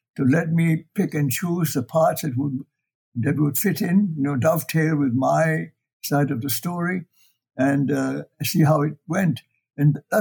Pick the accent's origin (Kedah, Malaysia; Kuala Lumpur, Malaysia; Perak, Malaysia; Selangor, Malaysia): Perak, Malaysia; Ipoh; also born or lived in China; I grew up in Malaya, in Ipoh, and how I went to China, and why I came back